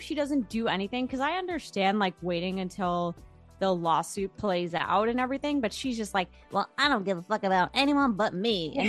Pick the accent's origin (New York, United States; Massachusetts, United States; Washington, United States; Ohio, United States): New York, United States; Great Neck; I'm from Long Island.